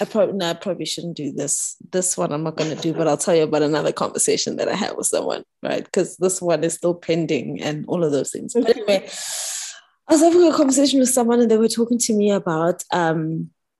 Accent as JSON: {"language": "English", "town": "Pretoria", "region": "Gauteng", "country": "South Africa", "tie": "born or raised there", "also_born_or_lived": "Johannesburg / Bloemfontein / Sydney", "moved": "as an adult", "said": "I grew up in Pretoria. Yes, I went to school in Johannesburg. I've lived in different, you know, I lived in Bloem, I lived in Sydney, all those things, and I've come back"}